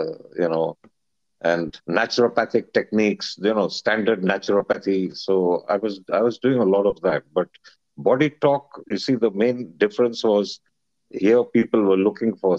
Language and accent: English; India; moved away as an adult; now in Hong Kong; I was born in India and I received my full education in India in some British schools